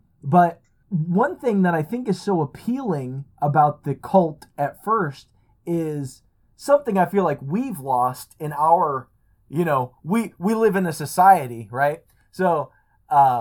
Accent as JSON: {"language": "English", "country": "United States", "said": "as an American"}